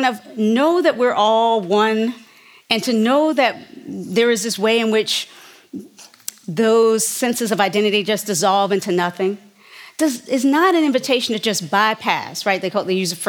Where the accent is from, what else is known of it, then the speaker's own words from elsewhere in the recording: United States; growing up in America, born for me, I'll name it 1967